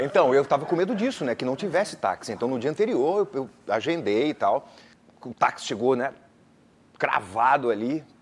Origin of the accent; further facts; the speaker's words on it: Pernambuco, Brazil; moved away; also born or lived in Rio de Janeiro; Eu sou pernambucano, né? Eu me mudei para o Rio de Janeiro em 91